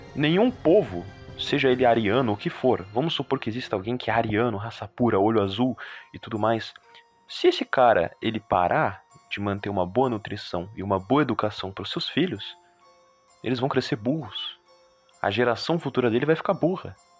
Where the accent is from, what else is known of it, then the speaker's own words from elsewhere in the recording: Brazil; Somos brasileiros, nossa doutrina é brasileira